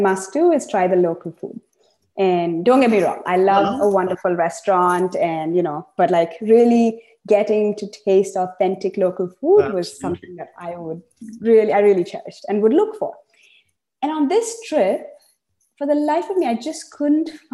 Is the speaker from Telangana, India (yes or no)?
no; Chennai, Tamil Nadu, India; moved away as an adult; also born or lived in United States; now in Seattle, United States; I grew up in Chennai, in the south of India